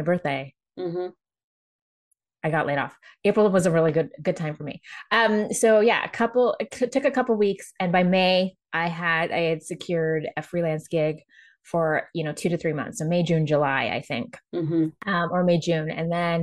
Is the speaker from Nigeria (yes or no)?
no; Jamaica; moved away; me being Jamaican Chinese and coming from Jamaica